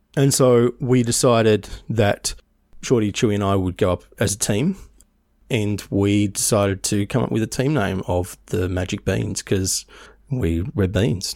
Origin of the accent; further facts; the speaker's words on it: Tasmania, Australia; now in Melbourne, Australia; I moved from Tasmania to Melbourne, man, how long ago? Nearly n, eighteen years ago?